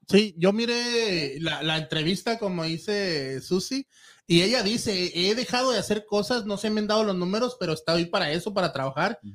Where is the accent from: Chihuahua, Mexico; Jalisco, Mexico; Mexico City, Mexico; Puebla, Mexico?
Chihuahua, Mexico; Ciudad Juárez; now in Houston, United States; yo soy de Ciudad Juárez